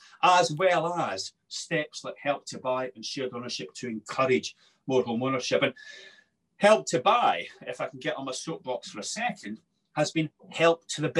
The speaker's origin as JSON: {"language": "English", "region": "Scotland", "country": "United Kingdom", "said": "I'm Scottish."}